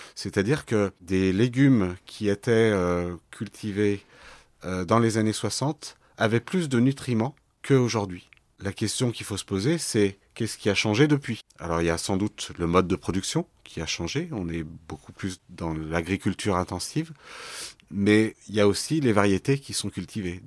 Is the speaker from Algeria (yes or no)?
no; Lyon, Auvergne-Rhône-Alpes, France; J'ai grandi à la Croix-Rousse, à Lyon